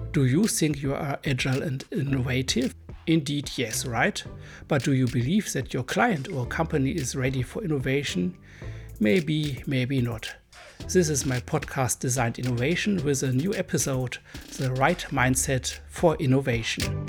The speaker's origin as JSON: {"language": "English", "country": "Germany", "accent": "hard accent", "second_language": "English", "said": "I'm a German boy."}